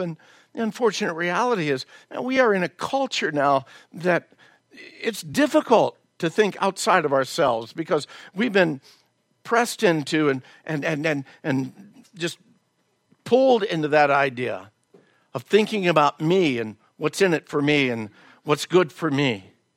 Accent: the South, United States; moved away; I was raised in the South

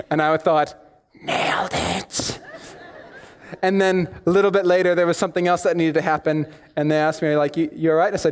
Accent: United States; accent: American; here my accent sounds blazingly, harshly American, and for that I apologize. But when I go back to the States, it sounds weird and muddled and confusing to them.

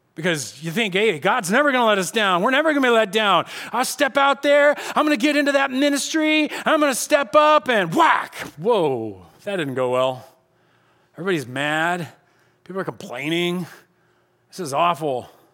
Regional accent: United States; I'm an American

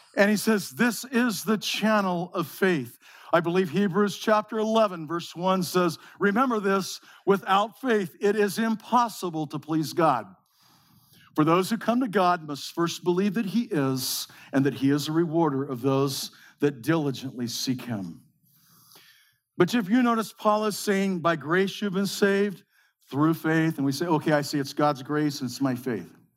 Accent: Modesto, California, United States; We grew up in the Central Valley of California, in the breadbasket of the world, in Modesto.

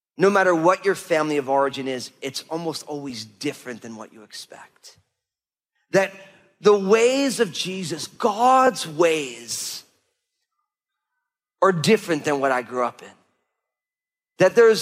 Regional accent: New Jersey, United States; We grew up in New Jersey, but the reason we grew up in New Jersey was because when my parents started having kids, they couldn't afford buying a house in Brooklyn or Valley Stream or Long Island in New York.

